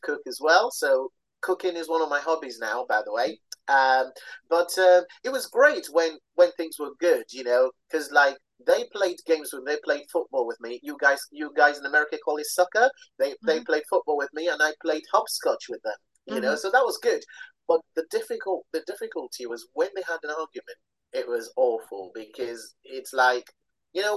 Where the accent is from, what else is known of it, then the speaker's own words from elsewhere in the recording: Nigeria; also born or lived in London; I was born in London to Nigerian parents